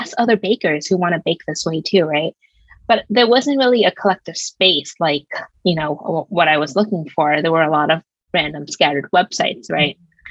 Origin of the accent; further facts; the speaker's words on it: New York City, New York, United States; moved away; also born or lived in Seattle; I was raised in Brooklyn for all of my life